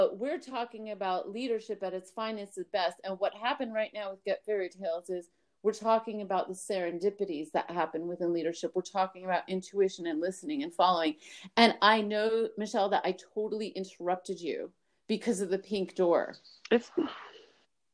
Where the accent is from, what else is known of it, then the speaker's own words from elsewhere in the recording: New York City, New York, United States; I was born in Brooklyn, New York